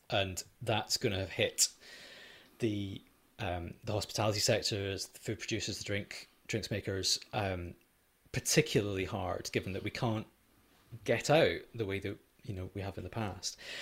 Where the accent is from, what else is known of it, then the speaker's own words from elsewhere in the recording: Edinburgh, Scotland, United Kingdom; moved away; I grew up in Edinburgh, not far away from Fountain Bridge